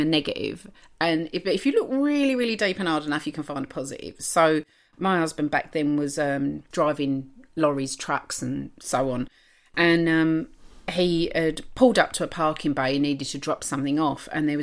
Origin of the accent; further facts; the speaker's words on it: London, United Kingdom; accent: Cockney; moved away as an adult; now in Adelaide, Australia; I was born in London, East London